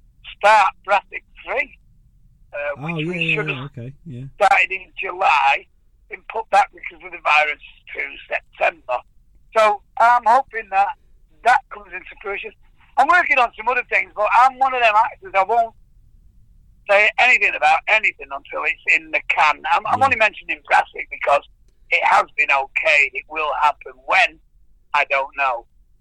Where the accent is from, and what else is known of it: Ireland